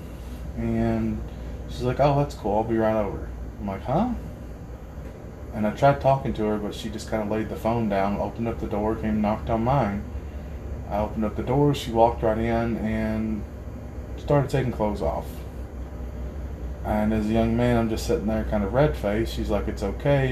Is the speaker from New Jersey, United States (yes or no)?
no; Harlan County, Kentucky, United States; growing up in Harlan County